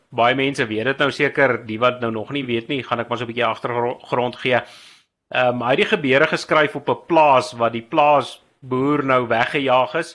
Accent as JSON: {"language": "Afrikaans", "town": "Randfontein", "region": "Gauteng", "country": "South Africa", "said": "Randfontein hier waar ek vandaan kom"}